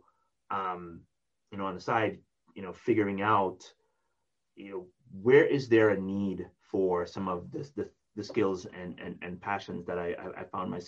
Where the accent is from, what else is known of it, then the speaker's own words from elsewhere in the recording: Jamaica; moved away; I was from Jamaica